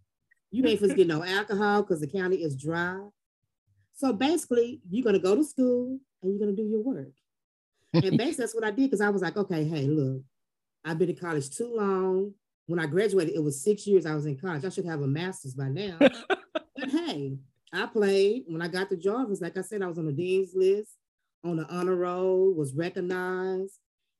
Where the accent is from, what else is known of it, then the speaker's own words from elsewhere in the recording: Fort Worth, Texas, United States; also born or lived in Crowley, Texas / Houston, Texas; born and raised in Fort Worth, Texas, on the South Side and Berry Hill. Grew up there all my life. by 21, we kind of moved out here in the suburb area, if you want to call it area, Crowley.